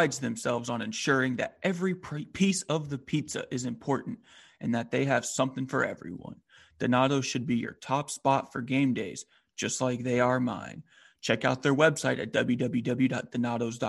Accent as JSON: {"language": "English", "region": "Florida", "country": "United States", "tie": "born or raised there", "also_born_or_lived": "Georgia", "moved": "yes", "said": "I was born in Florida and I lived in Georgia for a while"}